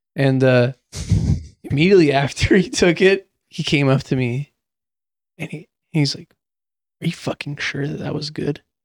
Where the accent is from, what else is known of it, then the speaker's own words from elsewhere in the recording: Reno, Nevada, United States; moved away as an adult; also born or lived in San Francisco; I'm a kid from Reno